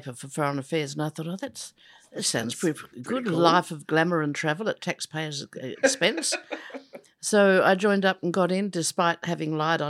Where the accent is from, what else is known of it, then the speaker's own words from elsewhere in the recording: Adelaide, South Australia, Australia; In the foothills of Adelaide to a loving, peaceful, secure family. I was the fourth of four girls.